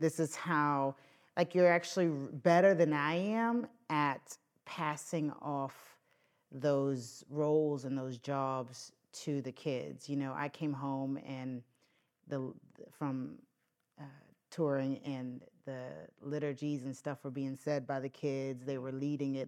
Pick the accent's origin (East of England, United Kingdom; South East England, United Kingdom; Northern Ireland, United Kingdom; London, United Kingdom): Northern Ireland, United Kingdom; Northern Irish; moved away; a Northern Irish dad of young children